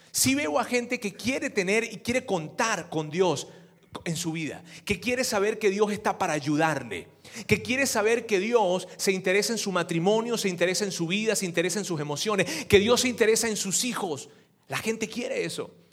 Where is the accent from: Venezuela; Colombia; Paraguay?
Venezuela; yo soy venezolano